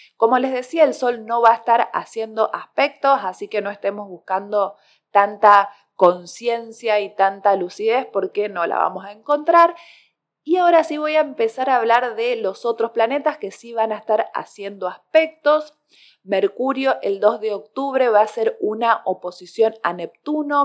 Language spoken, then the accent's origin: Spanish; Córdoba, Argentina; soy cordobesa gente, así que la palabra segundear acá se escucha mucho